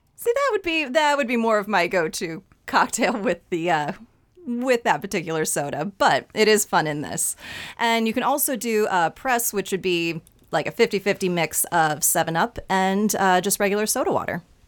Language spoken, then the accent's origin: English; Dixon, Illinois, United States; I grew up in Dixon, about two hours west of Chicago